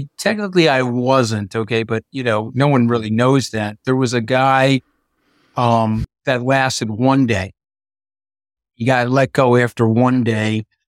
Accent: New York, United States; I'm a New Yorker

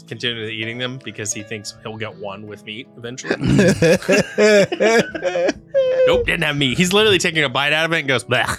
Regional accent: the South, United States; Yeah, I grew up in the South where people kill people, and I still say things right.

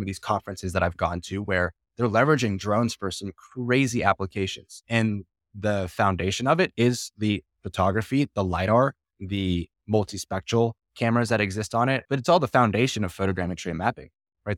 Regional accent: Florida, United States; I'm from Florida

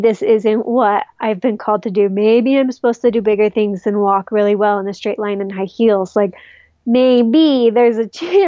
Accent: Utah, United States; I'm from Utah.

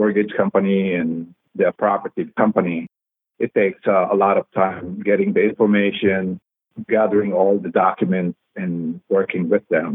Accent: Philippines; also born or lived in Texas; now in United States; I grew up, born and raised in the Philippines

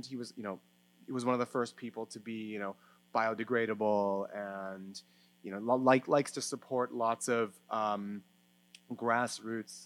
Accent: Canada; I'm Canadian

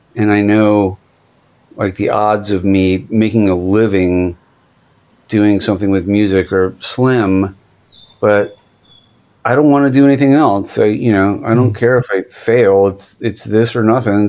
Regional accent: Virginia, United States; moved away as an adult; now in Los Angeles, United States; I grew up in Virginia on the other side of America

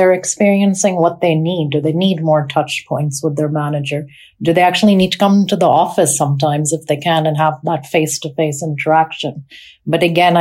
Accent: Pakistan; also born or lived in North America; now in United Kingdom; I grew up in Pakistan

